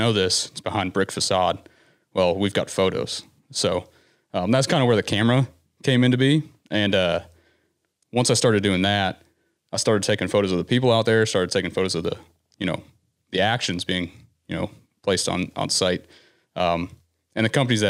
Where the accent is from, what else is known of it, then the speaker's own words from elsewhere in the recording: Citrus County, Florida, United States; I'm from Florida originally.